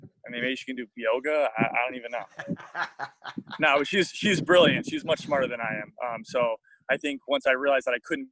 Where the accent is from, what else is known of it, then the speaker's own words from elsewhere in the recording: South Florida, United States; moved away as an adult; also born or lived in Bloomington, Indiana; growing up in South Florida